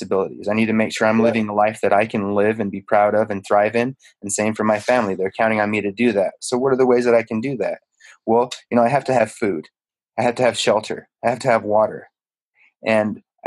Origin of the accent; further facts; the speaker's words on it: Utah, United States; I grew up in Utah